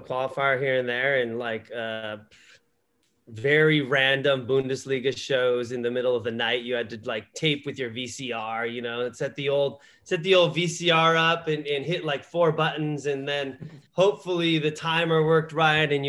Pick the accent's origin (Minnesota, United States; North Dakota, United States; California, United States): California, United States; Los Angeles; growing up in Southern California in the LA area my whole life, you know, left for a while to play and stuff, but you know, like I grew up here